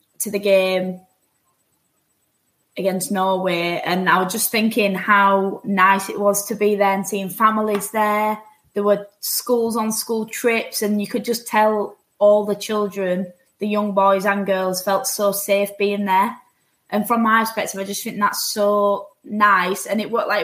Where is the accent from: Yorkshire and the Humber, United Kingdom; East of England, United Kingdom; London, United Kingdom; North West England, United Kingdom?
Yorkshire and the Humber, United Kingdom; accent: Yorkshire; moved away as an adult; also born or lived in United States; I went back to Yorkshire for a month